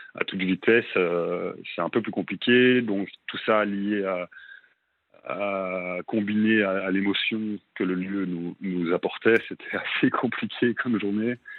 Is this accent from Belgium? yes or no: yes; Belgium; moved away as an adult; also born or lived in Brussels, Belgium; now in Melbourne, Australia; je suis, je suis à Bruxelles, en Belgique. Je suis belge.